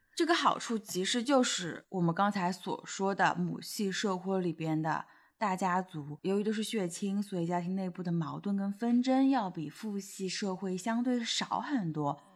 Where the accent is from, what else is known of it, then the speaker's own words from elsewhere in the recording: Shanghai, China; 我们是在上海